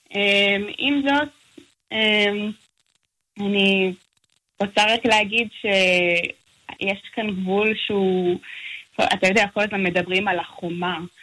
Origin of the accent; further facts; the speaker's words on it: Nahariya, Northern District, Israel; moved away as an adult; also born or lived in Los Angeles; now in El Paso, United States; אני גדלתי בארץ, אבל תמיד כש... אני גם מהצפון במקור, אז uh, מנהריה